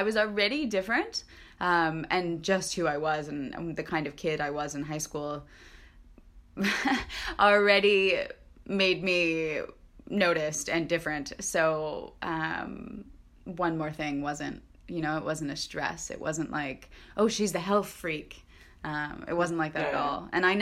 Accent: United States; we grew up with here in the United States

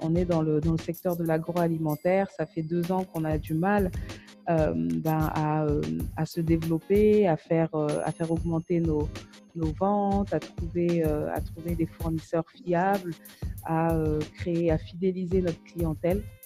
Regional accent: France; moved away as an adult; also born or lived in Kayes, Mali; now in Mali; on est français d'origine malienne, on est franco-malien

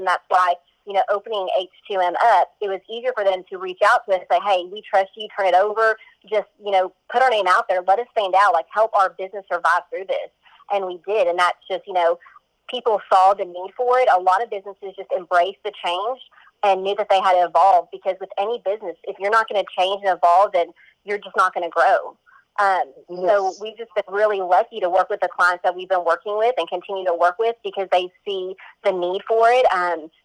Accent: Corsicana, Texas, United States; also born or lived in Iowa / Arizona; I was born in Iowa, lived in Arizona for a couple of years, and have been in Corsicana since I was in second grade. Grew up here

